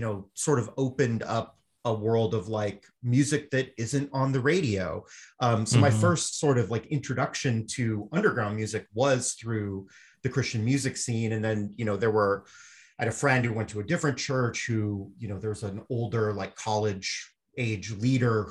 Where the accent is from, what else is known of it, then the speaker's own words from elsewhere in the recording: Southern California, United States; I grew up in Southern California around the same time as Jake